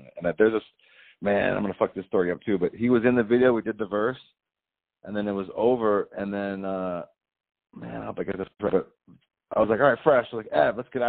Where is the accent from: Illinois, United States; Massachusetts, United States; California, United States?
California, United States; San Francisco; moved away; also born or lived in Venice Beach / New York; I grew up in San Francisco and then moved to Venice Beach for a gang of years.